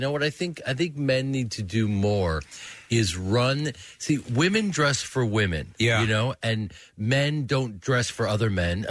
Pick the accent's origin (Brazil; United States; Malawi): United States; Chicago, Illinois; also born or lived in New York; You know, I grew up in Chicago. I was born in New York and then grew up in Chicago, and I grew up in a theater family.